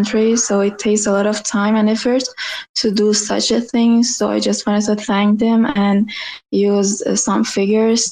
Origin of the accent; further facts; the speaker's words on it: Iran; I'm from Iran.